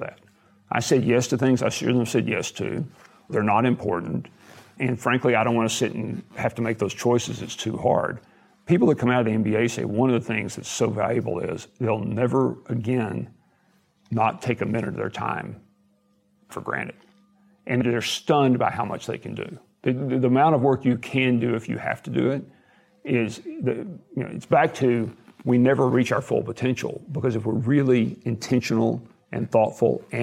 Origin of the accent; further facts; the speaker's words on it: Abilene, Texas, United States; He was somebody I knew from my hometown